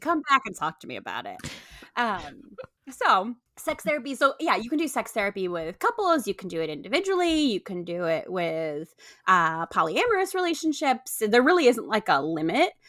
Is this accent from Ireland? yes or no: no; Puerto Rico; moved away as an adult; also born or lived in upstate New York; I grew up in upstate New York, and then I grew up in Puerto Rico